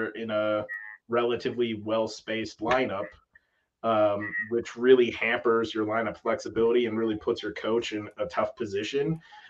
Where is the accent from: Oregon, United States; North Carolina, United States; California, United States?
Oregon, United States; I grew up in Oregon.